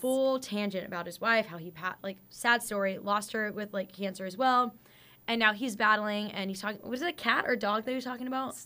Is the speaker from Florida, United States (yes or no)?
no; Fresno, California, United States; also born or lived in Orange County, California; I am born and raised from California, uh, the armpit of the state, aka Fresno